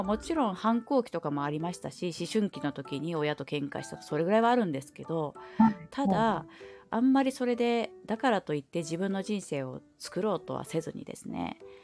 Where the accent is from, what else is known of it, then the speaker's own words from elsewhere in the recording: Aichi, Japan; 愛知県に生まれ育ってで、うんうん、まあ、ゴリゴリの名古屋文化といいますか